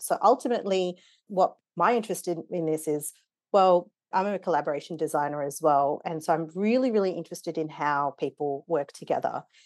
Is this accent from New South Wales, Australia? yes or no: yes; Wollongong, New South Wales, Australia; born or raised there; also born or lived in Nairobi, Kenya; now in Melbourne, Australia